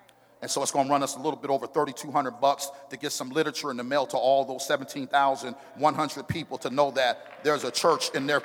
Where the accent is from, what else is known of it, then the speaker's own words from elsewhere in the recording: Oakland, California, United States; now in Arizona, United States; I was born in Oakland, California.